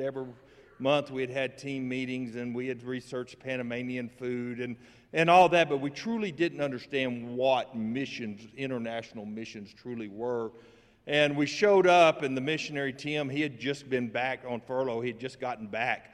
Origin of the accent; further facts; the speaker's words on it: Lockney, Texas, United States; I am born and raised in Lockney